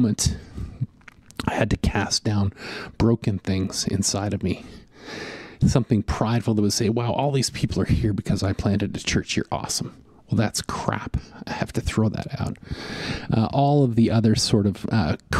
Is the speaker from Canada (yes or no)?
yes; Western Canada, Canada; growing up in Western Canada